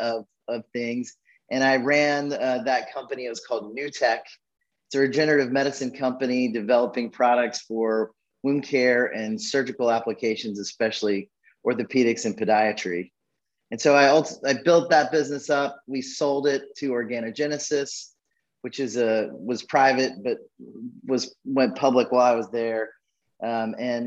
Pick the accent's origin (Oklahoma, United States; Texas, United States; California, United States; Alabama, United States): Alabama, United States; Birmingham; I'm an Alabama boy. I was born in Birmingham, Alabama, and I'm actually, after some circuitous paths, still sitting here in Birmingham, Alabama today